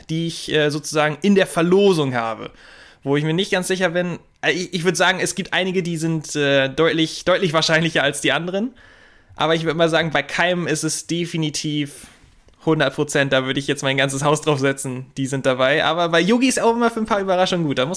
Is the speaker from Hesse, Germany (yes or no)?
no; Bremen, Germany; Als Bremer ist mir das in Erinnerung geblieben.